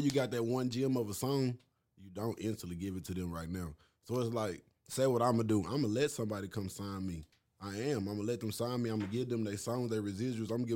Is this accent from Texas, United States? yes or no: yes; Arlington, Texas, United States; also born or lived in Marshall, Texas; When I came from Marshall and moved up here